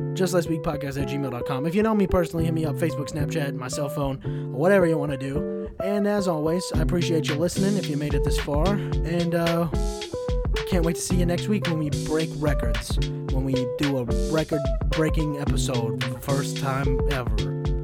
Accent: United States; I'm an American

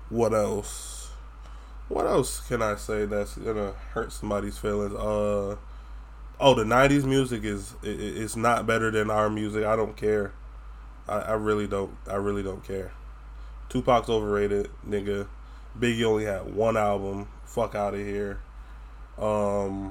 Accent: Florida, United States; accent: Florida accent; I have a twang because I'm from Florida.

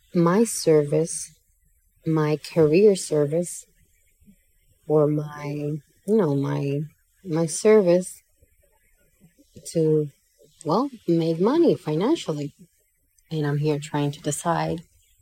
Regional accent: Santiago de los Caballeros, Santiago, Dominican Republic; moved away as an adult; now in Santo Domingo, Dominican Republic; in Santiago, my hometown

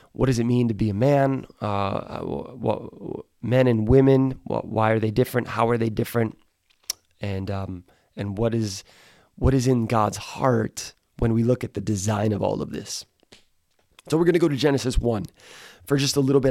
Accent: right outside of Milwaukee, Wisconsin, United States; I grew up in Wisconsin, right outside of Milwaukee.

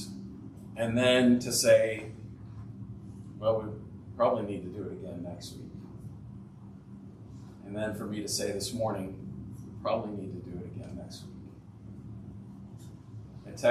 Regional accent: Ohio, United States; I'm from Ohio.

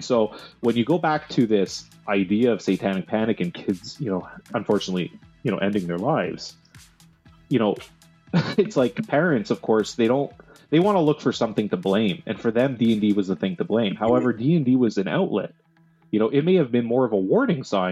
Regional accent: Canada; we're Canadian

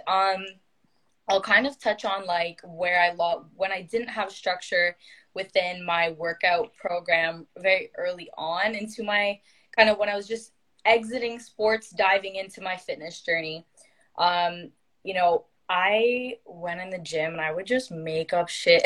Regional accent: Toronto, Ontario, Canada; I am from Ontario, Canada, more specifically around the Toronto GTA area

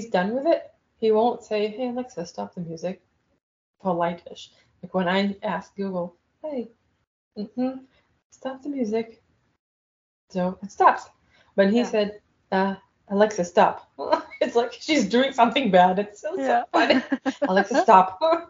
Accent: Israel; So I can join and I don't have to say that I'm from Israel, and I'll just judge her.

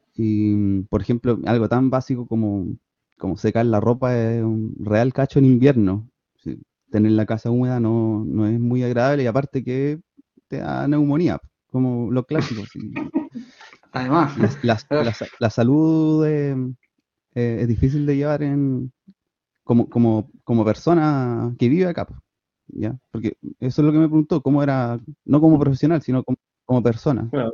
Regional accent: Maipú, Santiago Metropolitan Region, Chile; moved away as an adult; also born or lived in Los Lagos Region; now in Hualaihué, Chile; soy oriundo de Maipú

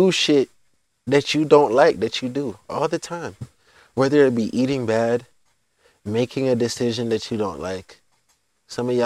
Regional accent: United States; also born or lived in Jamaica; I'm American

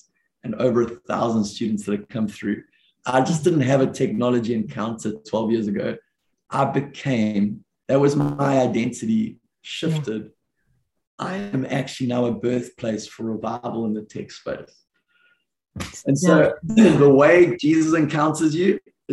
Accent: South Africa; now in Redding, United States; growing up in the South African culture

